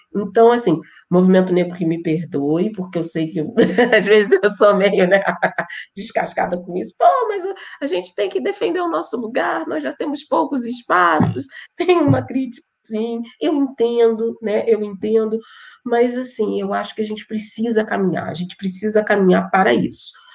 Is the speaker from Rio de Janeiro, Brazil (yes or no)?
yes; Petrópolis, Rio de Janeiro, Brazil; eu sou de Petrópolis, eu nem sou da metrópole